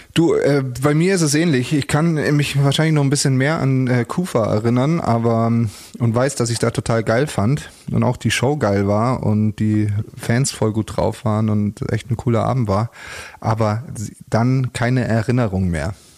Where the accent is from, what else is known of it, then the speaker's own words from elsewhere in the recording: Munich, Bavaria, Germany; es war für mich als Münchner